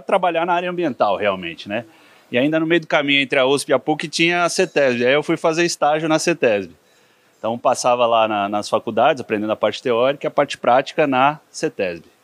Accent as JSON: {"language": "Portuguese", "region": "São Paulo", "country": "Brazil", "tie": "born or raised there", "also_born_or_lived": "Piracicaba", "said": "cresci em São Paulo"}